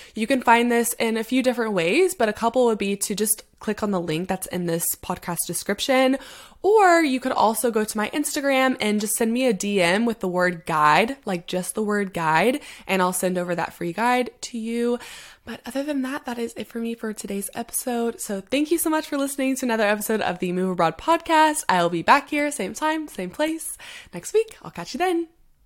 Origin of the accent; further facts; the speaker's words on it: United States; moved away as an adult; now in London, United Kingdom; I get to be that American who moved abroad